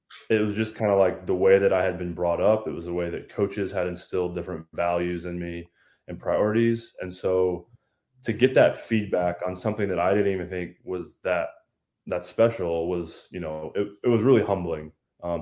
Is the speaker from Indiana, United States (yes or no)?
yes; Lafayette, Indiana, United States; born and raised in Lafayette, Indiana. I still live here with my wife and four kids.